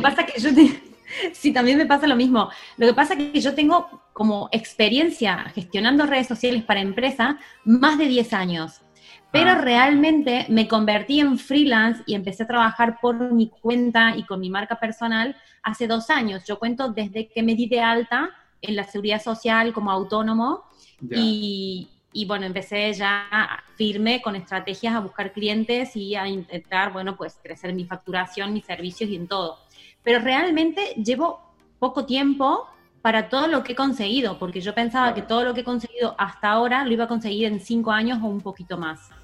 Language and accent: Spanish; Argentina; moved away as an adult; now in Spain; soy una argentina que lleva 15 años en España